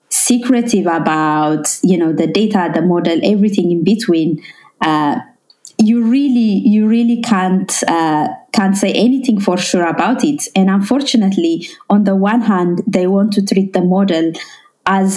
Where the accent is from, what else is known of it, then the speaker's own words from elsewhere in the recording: Ethiopia; first language Amharic; English is a second language; moved away; I'm originally from Ethiopia.